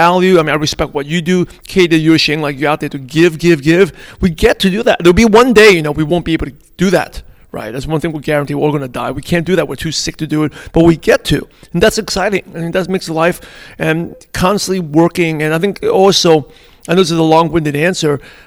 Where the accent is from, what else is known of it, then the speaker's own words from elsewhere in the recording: New York City, New York, United States; English is a second language; I grew up in Brooklyn, New York, in a pretty mostly Caucasian neighborhood